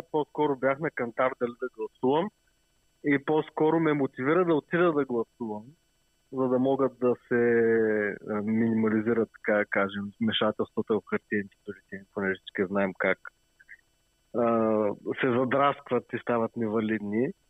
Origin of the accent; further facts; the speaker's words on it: Stara Zagora, Stara Zagora Province, Bulgaria; now in Sofia, Bulgaria; Ами, родом съм от Стара Загора, но гласувам в София, така че имам наблюдение за двата града.